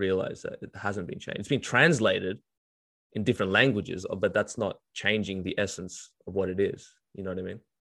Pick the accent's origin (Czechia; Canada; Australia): Australia; Melbourne, Victoria; Because I grew up in Australia, so we, dude, especially in Melbourne, it's